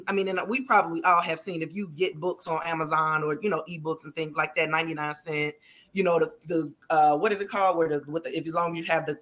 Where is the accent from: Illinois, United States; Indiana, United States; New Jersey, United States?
Illinois, United States; Chicago; So the book is based loosely off of my life. I'm from Chicago.